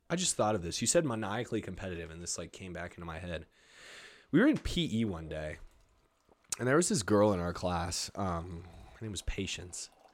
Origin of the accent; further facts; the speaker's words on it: Albuquerque, New Mexico, United States; moved away; also born or lived in Nashville / Los Angeles; I'm born and raised in Albuquerque and I've lived in Nashville and L